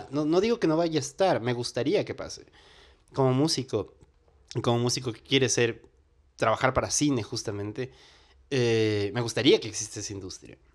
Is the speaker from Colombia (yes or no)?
yes; Colombia; era como acercarme un poquito, lo más cerca a mi tierra era ver cosas colombianas.